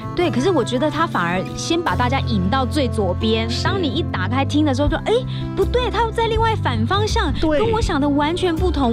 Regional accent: Kaohsiung, Taiwan; moved away; 我在九月十八号，我会回到我的故乡高雄

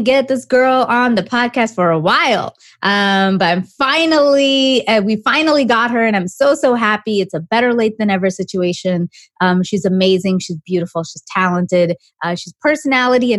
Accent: Canada; moved away; somebody from Canada like me

